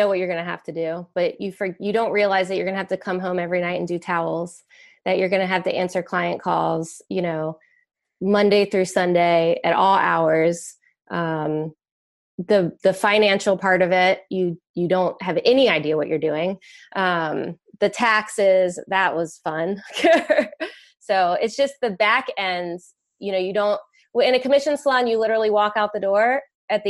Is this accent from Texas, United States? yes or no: no; Virginia Beach, Virginia, United States; Virginia Beach, Virginia, born and raised, still live here